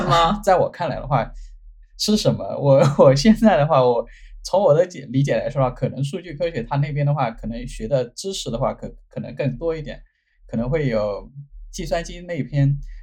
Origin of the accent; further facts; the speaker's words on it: China; now in United States; 我们中国人可能会是，会，会被这个就是中国的文字会影响